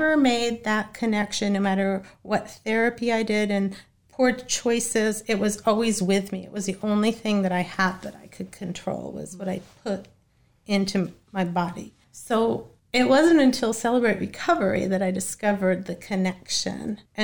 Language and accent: English; Boston, Massachusetts, United States; I was born in Boston, Massachusetts